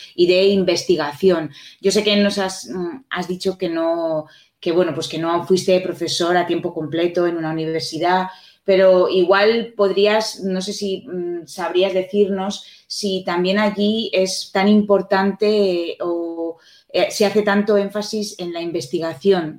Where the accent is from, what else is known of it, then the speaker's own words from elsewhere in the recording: Spain; nosotros aquí en España